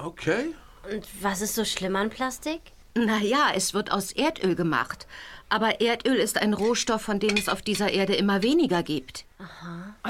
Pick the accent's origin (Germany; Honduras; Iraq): Germany; Baltic Sea coast; Ich bin an der Ostsee aufgewachsen